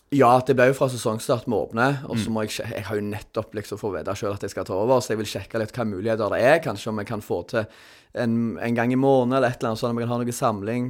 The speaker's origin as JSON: {"language": "Norwegian", "town": "Sandnes", "region": "Rogaland", "country": "Norway", "said": "jeg, er fra Sandnes, som mange andre vikingsupportere"}